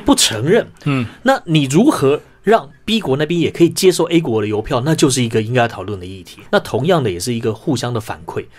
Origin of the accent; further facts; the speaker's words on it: Taiwan; 我们作为一个台湾人